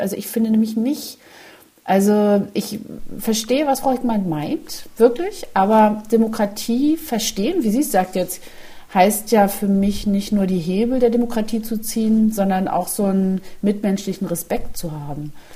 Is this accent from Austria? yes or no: no; East Germany, Germany; als Ostdeutsche